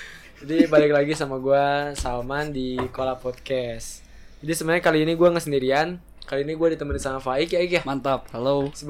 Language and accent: Indonesian; Sukabumi, West Java, Indonesia; Saya dari Sukabumi.